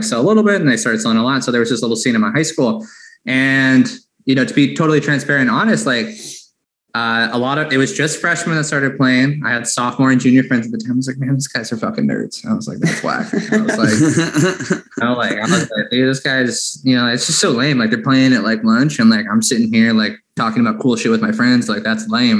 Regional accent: Bend, Oregon, United States; I grew up in Bend, Oregon, which is a very different place than Portland.

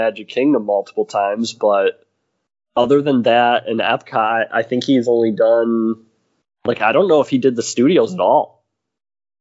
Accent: Michigan, United States; we came from Michigan

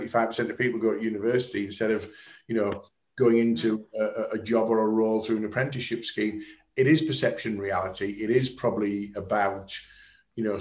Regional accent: the North East, North East England, United Kingdom; I'm from the Northeast

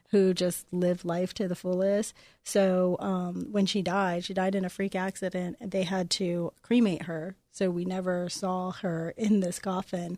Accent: Los Angeles, California, United States; also born or lived in Venice, California; growing up on the East Side

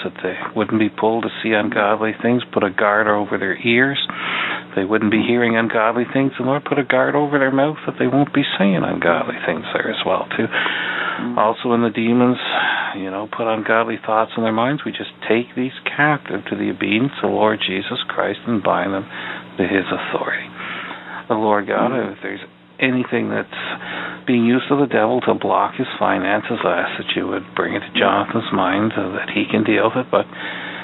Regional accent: Canada; also born or lived in Ottawa; I'm a Canadian, and I used to work in Parliament Hill in Ottawa for 28 years

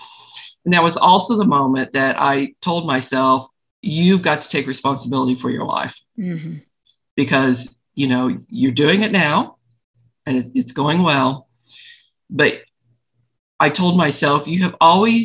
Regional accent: Missouri, United States; now in Colorado, United States; I'm a Flatlander. I'm from Missouri

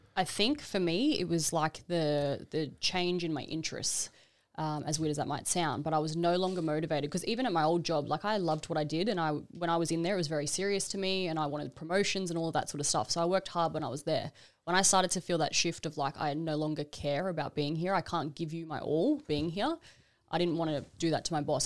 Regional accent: Brisbane, Queensland, Australia; moved away as an adult; also born or lived in Gold Coast; now in Melbourne, Australia; I'm originally from Brisbane

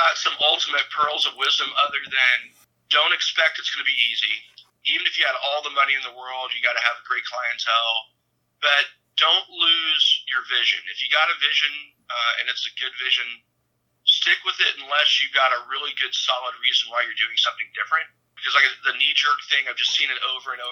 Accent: the South, United States; growing up in the South

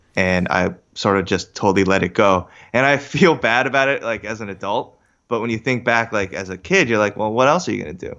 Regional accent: Katonah, New York, United States; moved away as an adult; also born or lived in Briarcliff Manor, New York / Seoul, South Korea; now in North Jersey, United States; I grew up in the Katona Lewisboro area.

